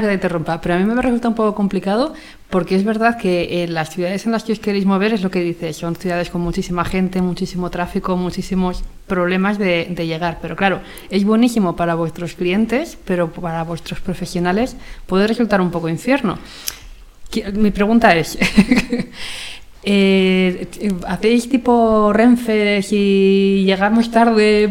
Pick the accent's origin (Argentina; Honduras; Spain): Spain; soy la típica española